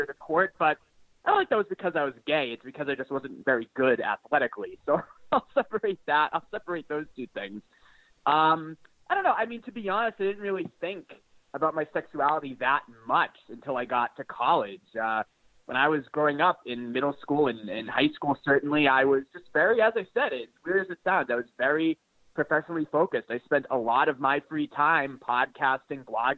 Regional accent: Boston, Massachusetts, United States; I grew up in the Boston area, so very typical suburban upbringing

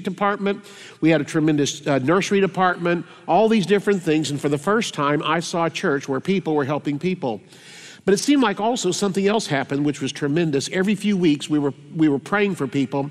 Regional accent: Tulsa, Oklahoma, United States; also born or lived in Kiefer, Oklahoma / Independence, Kansas / Sapulpa, Oklahoma; I'm from Tulsa, Oklahoma

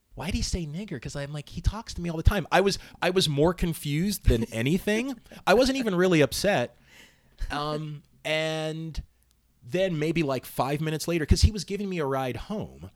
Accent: Northern Virginia, United States; also born or lived in Southern California; where I grew up in Northern Virginia

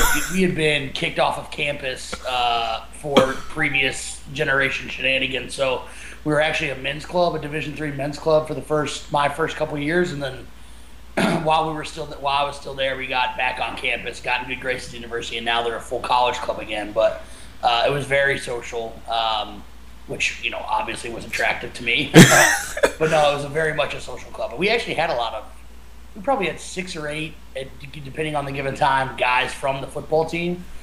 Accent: Kansas City, Missouri, United States; growing up in Kansas City

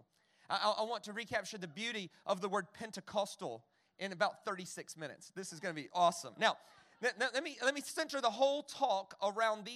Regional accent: the South, United States; I grew up in the South. In America

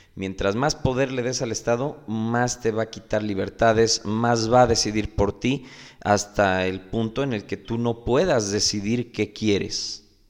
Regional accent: Mexico

